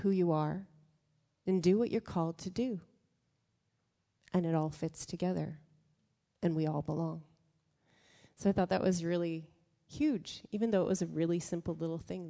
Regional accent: Canada; us as Canadians

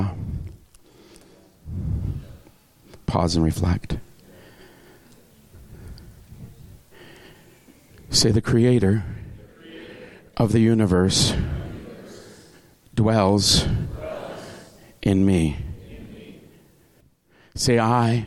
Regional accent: Tyendinaga Mohawk Territory, Ontario, Canada; I grew up in the Tondonega Mohawk Territory

